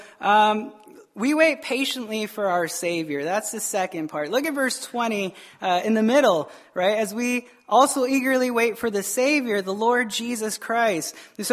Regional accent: Tucson, Arizona, United States; now in Wisconsin, United States; This is Wisconsin, I understand, right? I came from Arizona, and I can name like two or three bars in all of Tucson, Arizona.

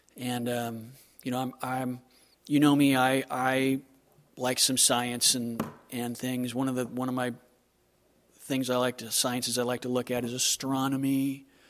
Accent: Southern California, United States; moved away; I'm from Southern California

